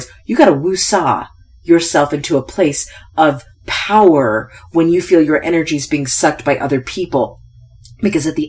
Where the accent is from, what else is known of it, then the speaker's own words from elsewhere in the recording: United States; I won the ovarian lottery by being born an American